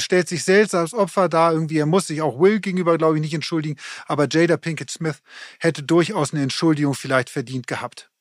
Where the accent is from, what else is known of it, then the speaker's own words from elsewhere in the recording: Hamburg, Germany; für uns als Hamburger